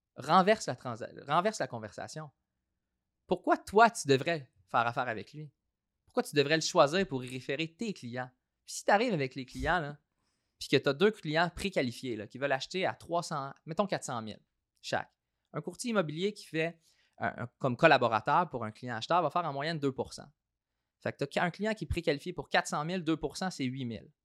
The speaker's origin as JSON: {"language": "French", "town": "Saint-Hyacinthe", "region": "Quebec", "country": "Canada", "tie": "born or raised there", "also_born_or_lived": "Toronto / Australia", "moved": "as an adult"}